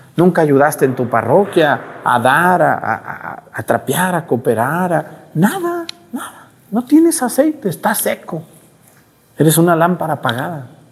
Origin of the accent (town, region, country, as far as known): Mexico